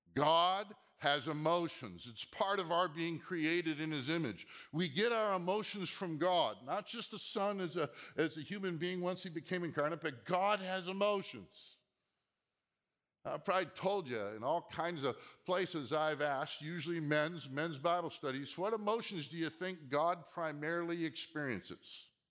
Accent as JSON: {"language": "English", "region": "Minnesota", "country": "United States", "tie": "born or raised there", "also_born_or_lived": "Seattle", "moved": "yes", "lives_now": "Southern California, United States", "said": "growing up in Minnesota and then living in Seattle"}